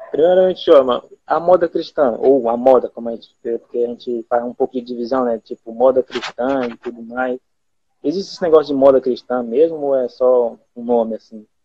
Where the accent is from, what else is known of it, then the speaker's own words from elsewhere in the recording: Maranhão, Brazil; eu estou na minha casa, né? Então, onde eu cresci, nasci e tudo